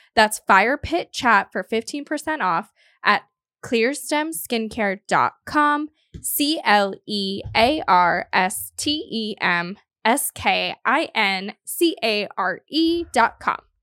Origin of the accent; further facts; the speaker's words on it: South Florida, United States; moved away; I'm from South Florida